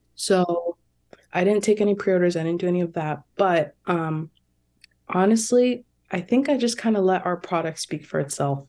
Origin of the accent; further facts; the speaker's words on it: New Jersey, United States; also born or lived in Toronto, Canada; I've been in New Jersey for most of my life.